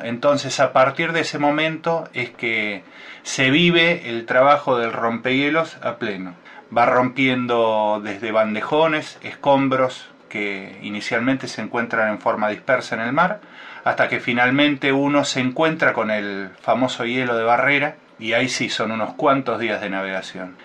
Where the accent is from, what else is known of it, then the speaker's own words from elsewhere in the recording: Buenos Aires, Argentina; yo soy nacido en la ciudad de Buenos Aires